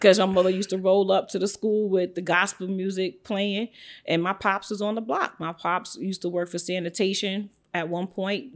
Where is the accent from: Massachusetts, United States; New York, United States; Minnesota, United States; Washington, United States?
New York, United States; New York City; moved away as an adult; also born or lived in Atlanta; I'm born and raised in Brooklyn, New York, and Bed Stuy, some of the projects, to be exact